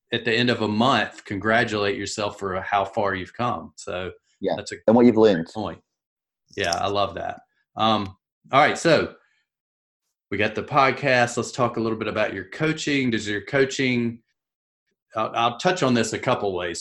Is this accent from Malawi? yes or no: no; South Carolina, United States; I'm from South Carolina